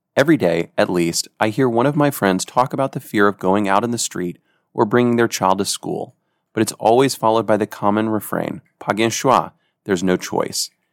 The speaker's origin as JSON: {"language": "English", "region": "Georgia", "country": "United States", "tie": "born or raised there", "also_born_or_lived": "Haiti", "moved": "yes", "said": "My home state of Georgia"}